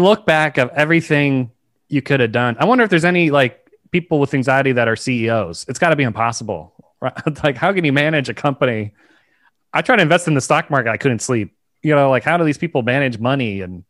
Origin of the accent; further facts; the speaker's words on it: Virginia, United States; moved away; I grew up in Virginia